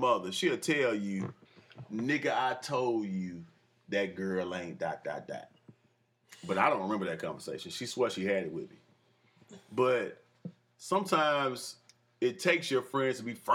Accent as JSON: {"language": "English", "town": "Fairfield", "country": "United States", "tie": "born or raised there", "said": "I'm from Fairfield"}